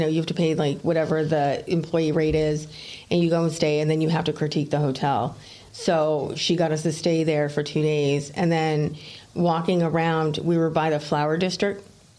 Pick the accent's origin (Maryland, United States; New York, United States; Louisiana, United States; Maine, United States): Maine, United States; I'm from Maine.